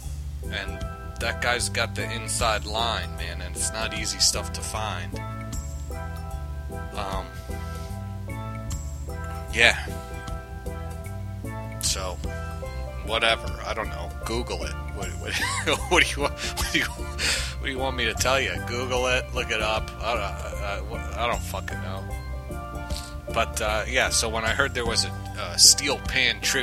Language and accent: English; New York City, New York, United States; growing up in New York, around the city area